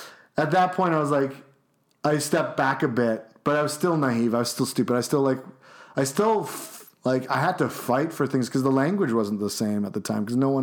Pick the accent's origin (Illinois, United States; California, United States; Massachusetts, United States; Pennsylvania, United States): Illinois, United States; Chicago; Like I'm like just from Chicago.